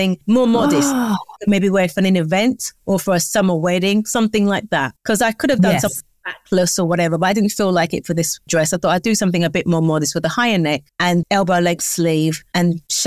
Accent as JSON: {"language": "English", "region": "London", "country": "United Kingdom", "tie": "born or raised there", "said": "I live in London. I'm from London. I'm raised in London."}